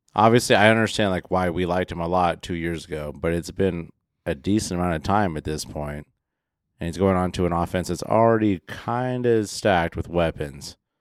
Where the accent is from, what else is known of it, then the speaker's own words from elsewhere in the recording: Midwest, United States; I grew up in the Midwest watching Bears games